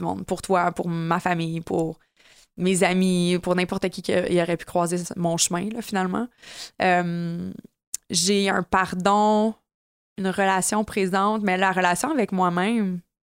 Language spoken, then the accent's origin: French; Quebec, Canada; Je suis une vraie Québécoise dans l'âme.